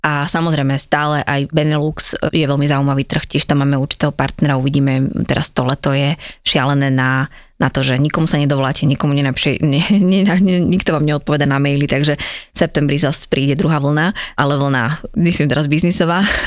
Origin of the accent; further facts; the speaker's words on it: Žilina, Žilina Region, Slovakia; moved away as an adult; now in Bratislava, Slovakia; Ja som zo Žiliny pôvodne, čo je menšie mesto